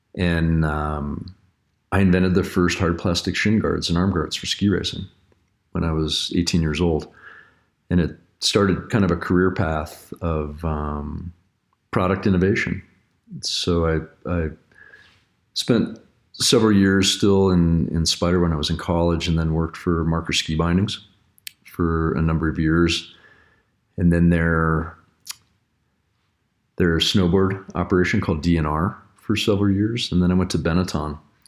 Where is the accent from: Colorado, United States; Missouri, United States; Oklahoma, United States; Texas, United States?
Colorado, United States; Littleton; Yeah, I'm a Colorado kid. I grew up in Littleton, Colorado, and I grew up racing bikes and ski racing.